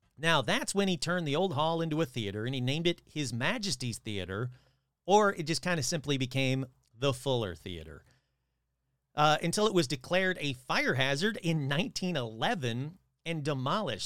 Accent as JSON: {"language": "English", "region": "Michigan", "country": "United States", "tie": "born or raised there", "said": "my home state of Michigan."}